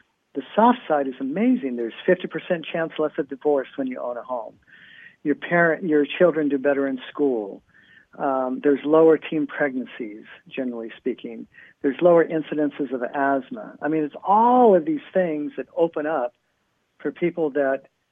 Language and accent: English; San Luis Obispo, California, United States; also born or lived in Santa Cruz, California; I grew up in a little town called San Luis Obispo, California. We actually lived in Santa Cruz before